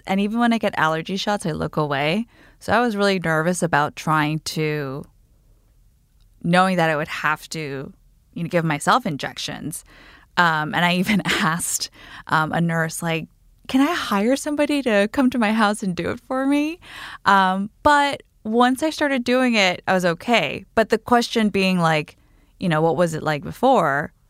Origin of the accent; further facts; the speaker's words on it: Guam; now in New York City, United States; I am a 33-year-old single woman in New York City. I grew up on Guam